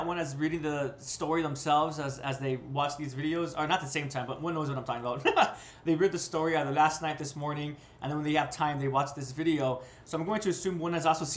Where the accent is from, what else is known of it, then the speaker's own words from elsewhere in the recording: United States; I'm from the West, more specifically America